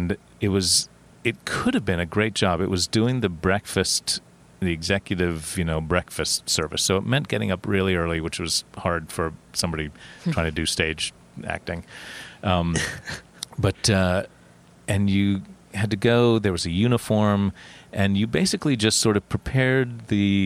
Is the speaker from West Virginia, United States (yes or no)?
yes; Huntington, West Virginia, United States; moved away as an adult; now in New York, United States; I grew up in West Virginia